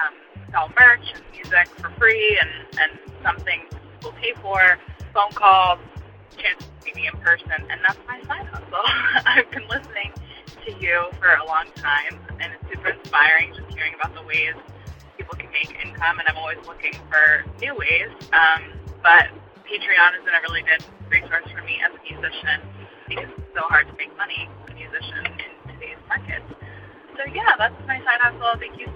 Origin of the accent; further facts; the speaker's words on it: New Jersey, United States; I'm from Central New Jersey, and I'm a social media director and a music teacher.